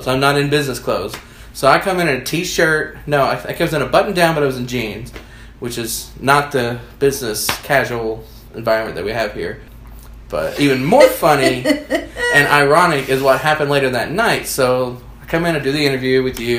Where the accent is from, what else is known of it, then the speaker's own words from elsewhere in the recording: Leitchfield, Kentucky, United States; I grew up in Litchfield, Kentucky, which is a tiny dot on the map, on a tobacco farm